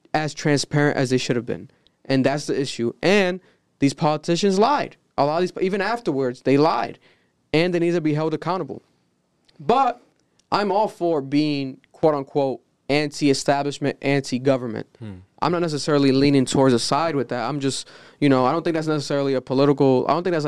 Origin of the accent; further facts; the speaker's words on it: United States; We're young Americans.